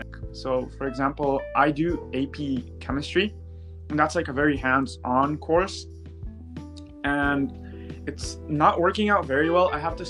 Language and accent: English; Israel; now in Vancouver, Canada; And I study in Vancouver, Canada. I'm originally from Israel, but I'm currently in high school here.